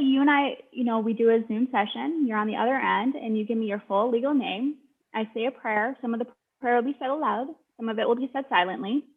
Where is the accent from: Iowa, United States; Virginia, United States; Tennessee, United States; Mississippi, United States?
Iowa, United States; Sioux City; I'm from Sioux City. Like, I grew up going to powwows